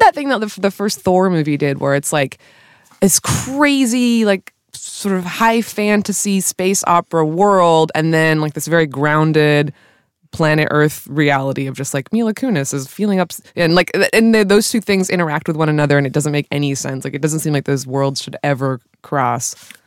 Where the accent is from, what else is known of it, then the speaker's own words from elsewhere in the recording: California, United States; being a Californian.